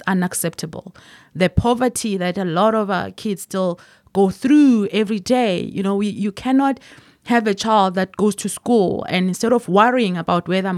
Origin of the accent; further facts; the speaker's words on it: Belfast, Mpumalanga, South Africa; Born and raised in a small town in Belfast called Mpumalanga